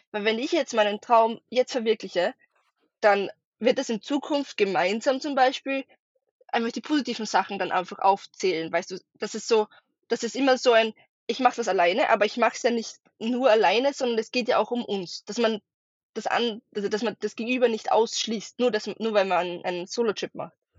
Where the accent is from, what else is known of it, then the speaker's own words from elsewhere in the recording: Austria; ich ähm, bin aus Österreich, wie man wahrscheinlich bei meinem Dialekt ein bisschen merken wird